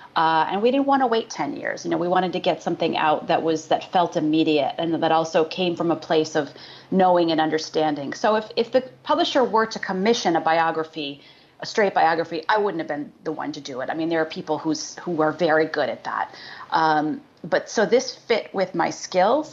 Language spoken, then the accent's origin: English; Syracuse, New York, United States; I grew up in uh, upstate New York, outside of Syracuse